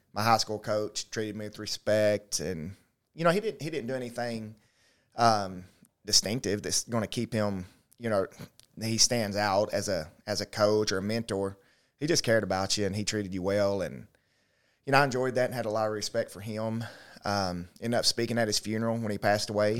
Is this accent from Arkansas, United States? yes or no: yes; Little Rock, Arkansas, United States; born or raised there; also born or lived in Gillett, Arkansas / DeWitt, Arkansas